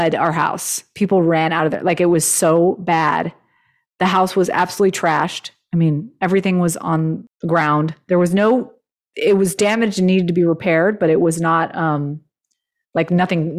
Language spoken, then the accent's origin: English; Los Angeles, California, United States; really close to where I grew up